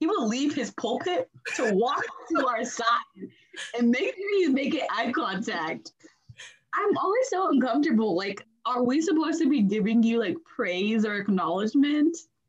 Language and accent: English; Nigeria; now in United States; I remember like the church people asked us, oh, where are you guys from? We're from Nigeria. And then one of the ladies like that helps run the church, she was like, do you mind dressing in your native wear and dancing through the pews on cultural day?